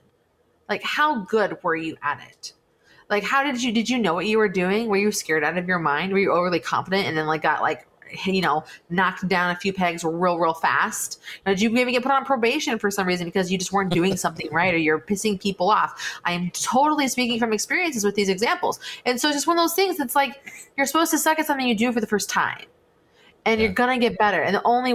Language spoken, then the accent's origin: English; West Coast, United States; I was from the West Coast